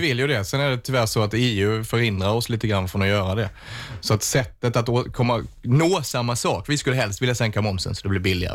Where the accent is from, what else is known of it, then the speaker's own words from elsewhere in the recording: Vittsjö, Skåne, Sweden; i Vittsjö där jag är ifrån